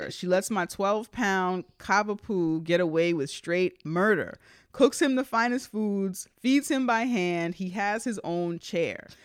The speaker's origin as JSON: {"language": "English", "town": "Bronx", "region": "New York", "country": "United States", "tie": "born or raised there", "said": "We're from the Bronx, so I know we grew up in apartments."}